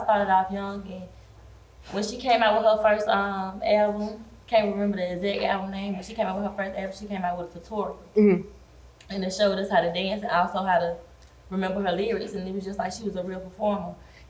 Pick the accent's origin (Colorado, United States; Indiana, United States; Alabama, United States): Alabama, United States; Birmingham; also born or lived in Montgomery, Alabama; now in Atlanta, United States; I'm from Alabama, Birmingham, Alabama. Went to school in Montgomery, Alabama State University. Didn't graduate, but I did try. Raised and born country girl, living in the city